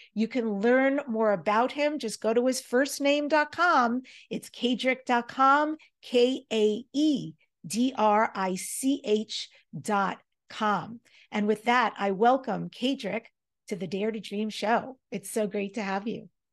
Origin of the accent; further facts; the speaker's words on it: New York, United States; we grew up in New York